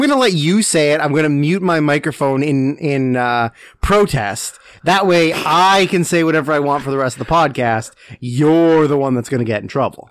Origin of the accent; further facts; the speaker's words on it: Canada; also born or lived in Vancouver; growing up in Canada, which is wild, considering we live in Canada